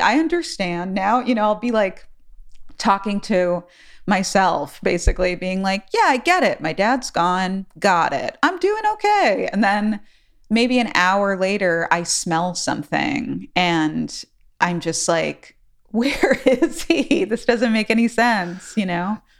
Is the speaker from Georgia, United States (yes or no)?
no; New York City, New York, United States; now in New Orleans, United States; growing up in New York City, I grew up in the Bronx